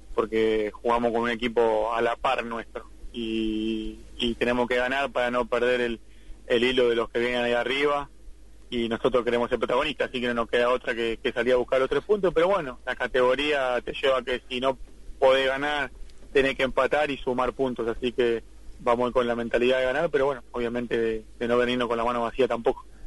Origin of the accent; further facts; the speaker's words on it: San Miguel, Buenos Aires Province, Argentina; soy de San Miguel, de muy lejos de La Ferrera, tengo una hora y media de viaje